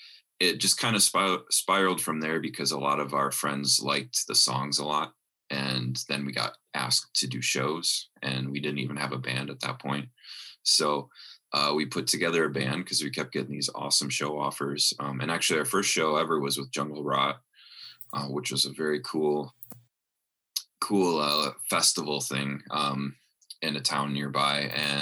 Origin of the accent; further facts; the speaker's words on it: Wisconsin, United States; we're from the Midwest, Wisconsin, to be exact.